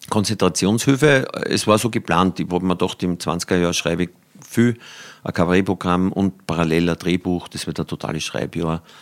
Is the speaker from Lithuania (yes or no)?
no; Upper Austria, Austria; born there; Also ich bin ja gebürtiger Oberösterreicher, aber so der, an der Grenze.